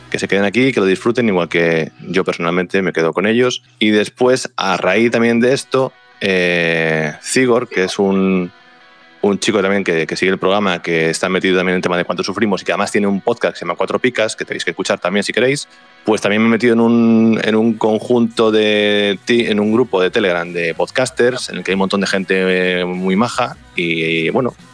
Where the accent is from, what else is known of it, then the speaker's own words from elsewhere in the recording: Galicia, Spain; Y me gusta que me hables de mi tierra gallega